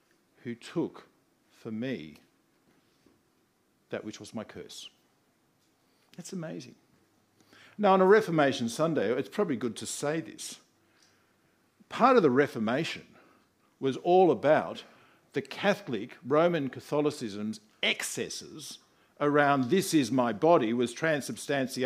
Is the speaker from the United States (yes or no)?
no; Australia; I'm an Australian